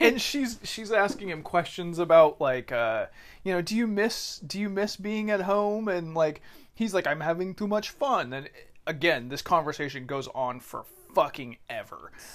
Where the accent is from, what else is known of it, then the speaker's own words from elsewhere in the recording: California, United States; I'm from California